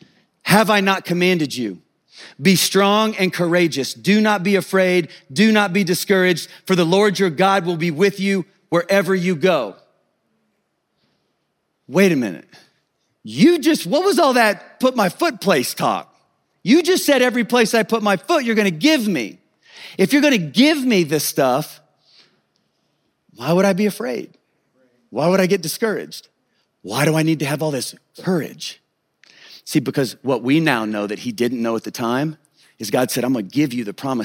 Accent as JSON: {"language": "English", "region": "Kansas", "country": "United States", "tie": "born or raised there", "said": "I grew up in Kansas, out in the country."}